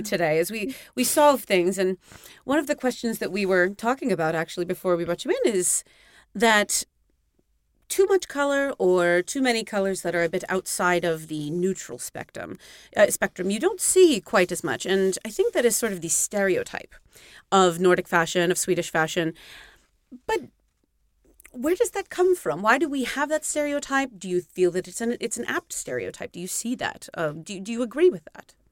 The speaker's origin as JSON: {"language": "English", "country": "United States", "moved": "as an adult", "lives_now": "Stockholm, Sweden", "said": "as an American, and it is mandated that I mention that I'm American"}